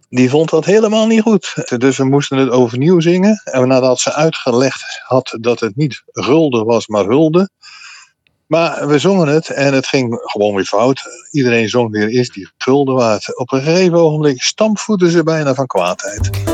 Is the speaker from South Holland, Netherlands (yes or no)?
no; Middelburg, Zeeland, Netherlands; ik zat eh, op de Gravenstraatschool in Middelburg